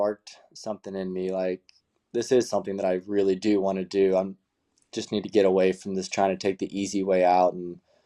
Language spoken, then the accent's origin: English; Marietta, California, United States; my hometown in Marietta, California